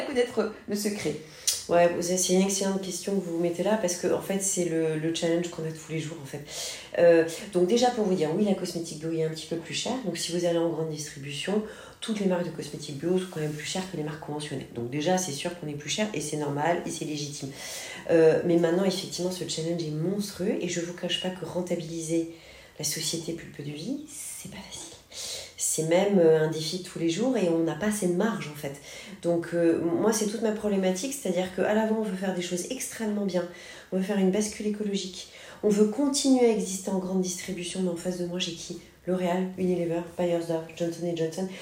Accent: Senegal; moved away as an adult; also born or lived in Paris, France; now in Marseille, France; j'ai vécu très longtemps, mes 8 ans, 18 ans, au Sénégal, en Afrique

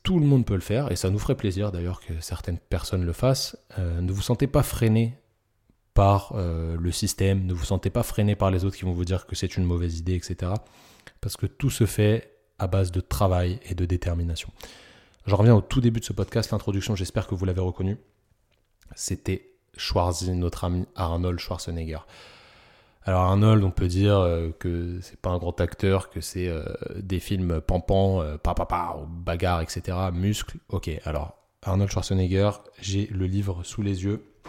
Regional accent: Parisian suburbs, Île-de-France, France; accent: Parisian banlieue; j'ai un petit accent de, de banlieusard parisien

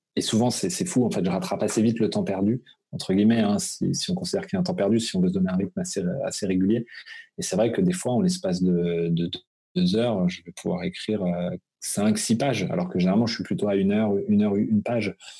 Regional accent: Brittany, France; moved away as an adult; now in Alsace, France; Je suis breton d'origine, donc c'est vrai que j'ai vécu jusqu'à mes 18 quand même, donc c'est très ancré chez moi

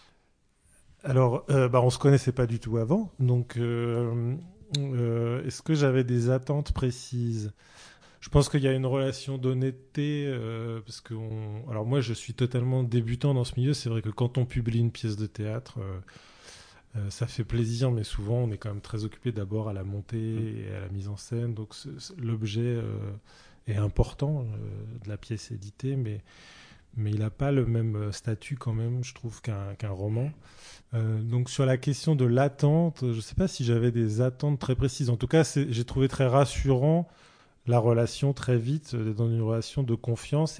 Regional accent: Saint-Brieuc, Brittany, France; je suis né à Saint-Brieuc

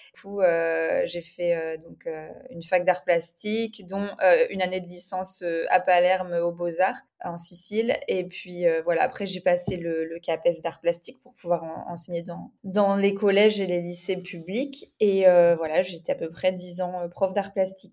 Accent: France; moved away as an adult; now in Spain; je suis française

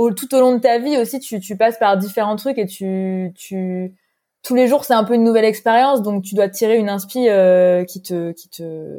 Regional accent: near Toulon, Provence-Alpes-Côte d'Azur, France; moved away; je viens d'à côté de Toulon

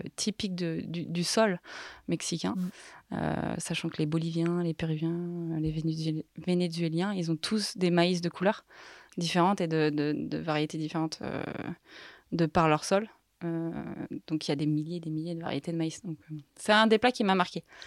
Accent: Les Carroz d'Arâches, Auvergne-Rhône-Alpes, France; moved away as an adult; also born or lived in Paris; je suis originaire de, des Carreaux d'Arrache, qui est une station de ski

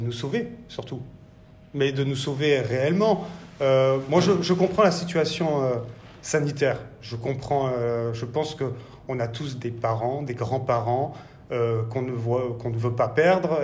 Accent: Bordeaux, Nouvelle-Aquitaine, France; moved away as an adult; also born or lived in Paris; je suis bordelais donc euh, issu du lycée hôtelier de Talence

